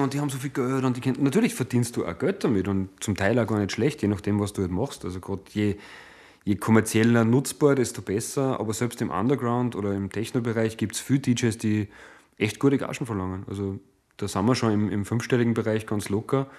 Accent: Hallein, Salzburg, Austria; Stadt im Land Salzburg. Es ist meine Heimatstadt äh, letztlich

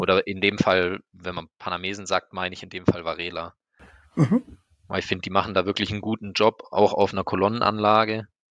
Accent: Black Forest, Baden-Württemberg, Germany; Ich bin im Schwarzwald aufgewachsen

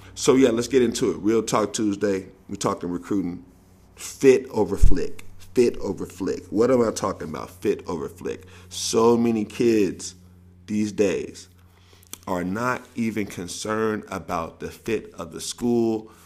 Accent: the South, United States; now in West Coast, United States; I'm from, I'm from the South

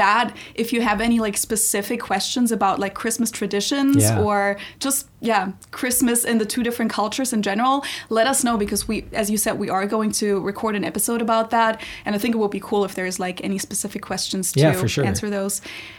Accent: Munich, Bavaria, Germany; now in Cincinnati, United States; I'm a German from Munich, Germany, who lives in Cincinnati, Ohio.

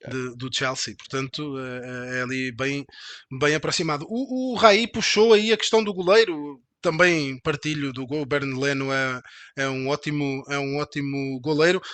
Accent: Portugal; Eu sou, eu sou português

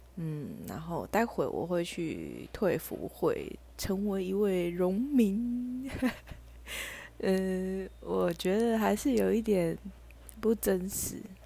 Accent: Tainan, Taiwan; 我的生活圈就是在台南

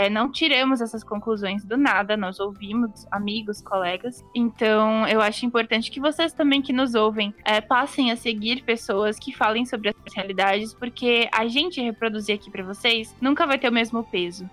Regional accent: Brazil; nós somos mulheres brasileiras

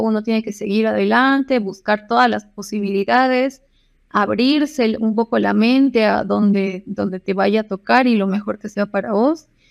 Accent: Cochabamba, Bolivia; moved away as an adult; also born or lived in Buenos Aires, Argentina; soy boliviana, cochabambina

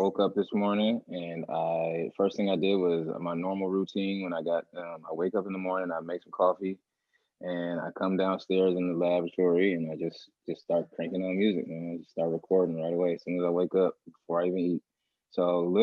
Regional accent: Milwaukee, Wisconsin, United States; also born or lived in Minneapolis, Minnesota; I've been here in Milwaukee since I was six years old. So, you know, I wasn't born here, but I was raised here for sure

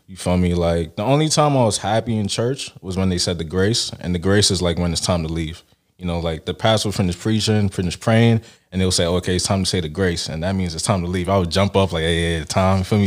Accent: Brooklyn, New York, United States; also born or lived in Nigeria / Canada; Nigerian born, Brooklyn raised

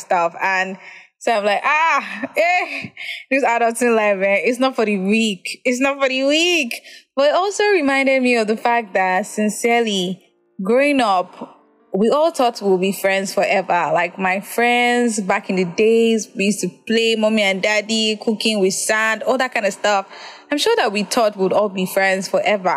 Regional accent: Nigeria; as a Nigerian

